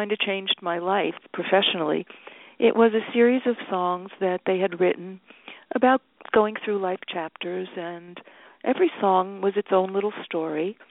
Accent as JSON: {"language": "English", "region": "New Jersey", "country": "United States", "tie": "born or raised there", "moved": "yes", "lives_now": "New York, United States", "said": "I was born and raised in New Jersey"}